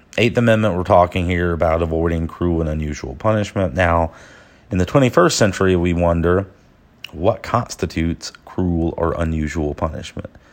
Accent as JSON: {"language": "English", "region": "Georgia", "country": "United States", "tie": "born or raised there", "said": "my hometown in Georgia, a place called Dahloneka"}